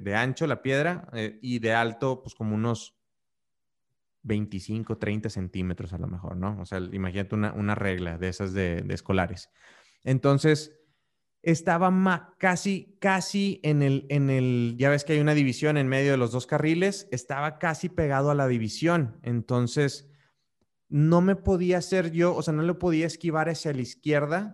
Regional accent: Monterrey, Nuevo León, Mexico; now in Querétaro, Mexico; yo soy de Monterrey, como, ah, como, como algunos de ustedes ya saben, pero ahorita vivo en la ciudad de Querétaro

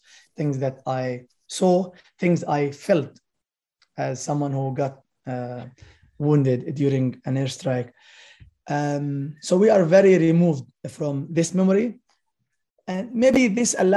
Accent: Palestine; the life of my nation as a Palestinian

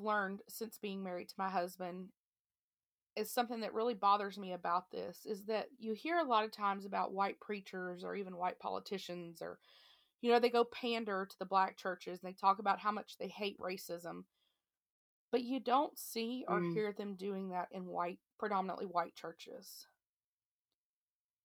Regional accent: the South, United States; we were raised in the South

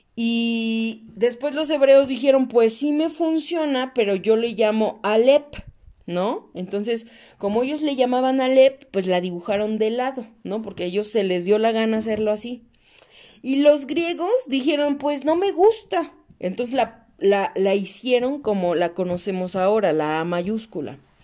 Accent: Mexico; soy mexicana

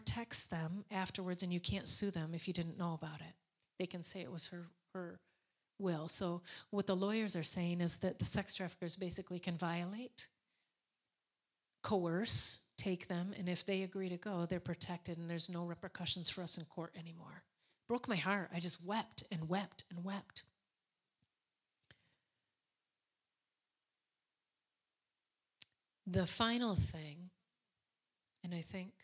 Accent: Alpena, Michigan, United States; which was up in Opina, Michigan, which happened to be my hometown

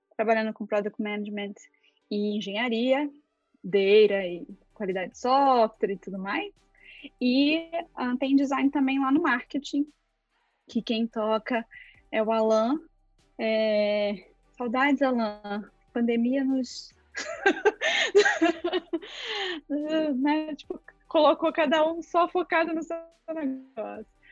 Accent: interior of Rio de Janeiro state, Brazil; moved away as an adult; Eu sou de uma cidade do interior do Rio de Janeiro, bem pequenininha

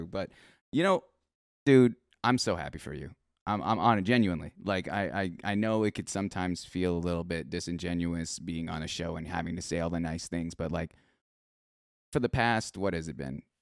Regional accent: Philippines; There's a term in Tagalog. You know, I'm Filipino.

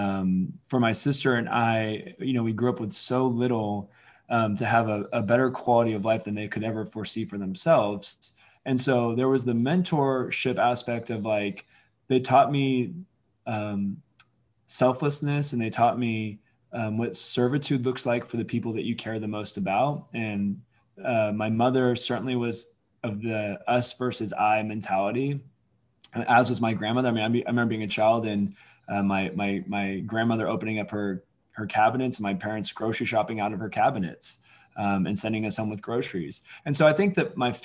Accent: Alameda, California, United States; also born or lived in Oakland, California; I grew up in Alameda, California, which obviously a tiny island in the Bay Area

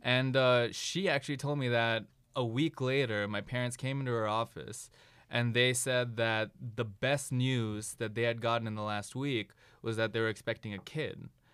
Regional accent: Ann Arbor, Michigan, United States; I'm originally from Ann Arbor, Michigan

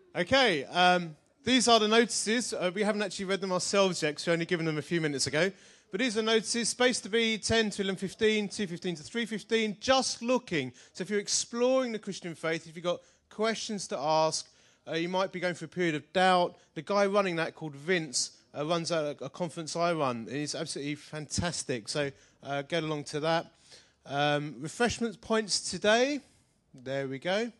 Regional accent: Essex, East of England, United Kingdom; I'm from Essex

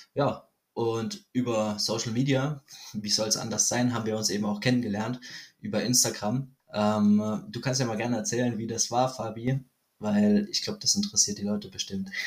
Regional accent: Germany; ich bin aus Deutschland

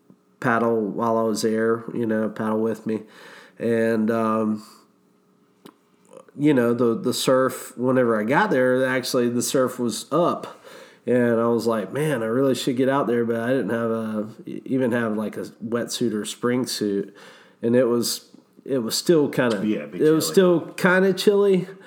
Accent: Gainesville, Florida, United States; I'm from Gainesville, Florida

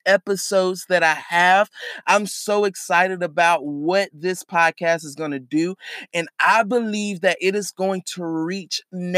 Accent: Charlotte, North Carolina, United States; I am from Charlotte, North Carolina

